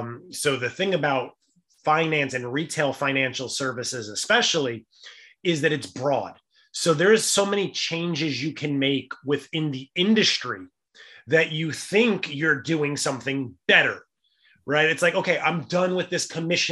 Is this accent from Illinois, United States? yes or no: no; New York City, New York, United States; Growing up in the Bronx, we were a very lower middle income family.